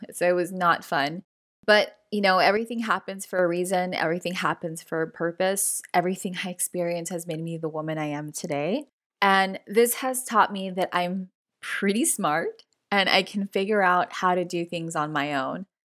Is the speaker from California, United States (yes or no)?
yes; Los Angeles, California, United States; first generation Latina, born and raised in Los Angeles, California